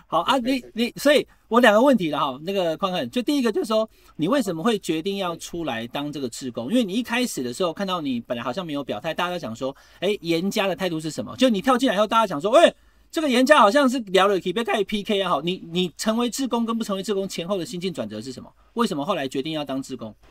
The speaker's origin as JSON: {"language": "Chinese", "region": "Taichung", "country": "Taiwan", "moved": "yes", "lives_now": "Taipei, Taiwan", "said": "我台中人"}